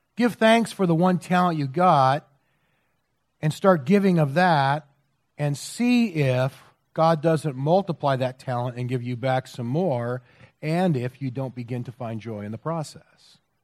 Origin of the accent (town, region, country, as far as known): United States